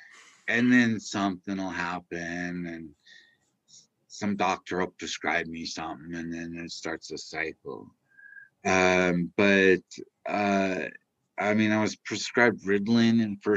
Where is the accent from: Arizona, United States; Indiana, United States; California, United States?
California, United States; now in Utah, United States; I'm originally from California